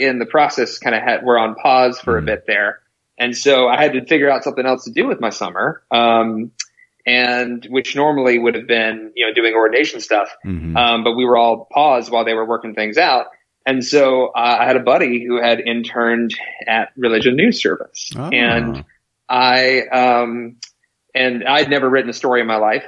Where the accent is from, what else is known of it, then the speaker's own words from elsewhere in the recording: South Carolina, United States; also born or lived in Washington, D.C.; I grew up in South Carolina